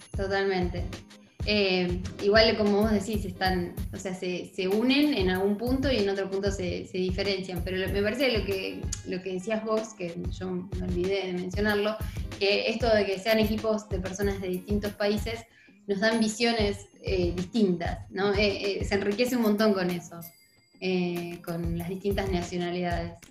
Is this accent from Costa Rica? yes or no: no; Argentina; soy de Argentina